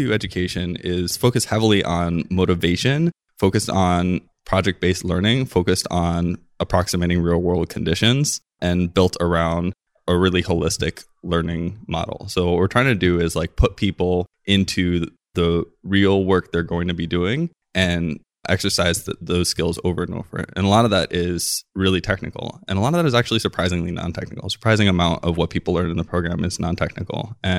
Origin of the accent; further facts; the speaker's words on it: Hawaii, United States; I grew up in Hawaii